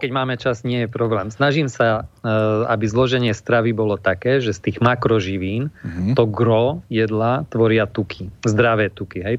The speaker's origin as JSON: {"language": "Slovak", "town": "Košice", "region": "Košice Region", "country": "Slovakia", "said": "u nás v Košiciach"}